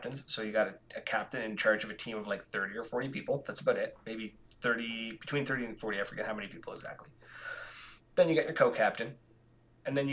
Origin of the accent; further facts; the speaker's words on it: Canada; we're Canadian.